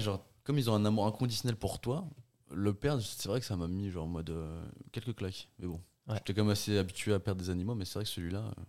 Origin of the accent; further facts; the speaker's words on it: Portugal; moved away; moi, je suis né au Portugal. On vivait dans une grande maison où il y avait tout.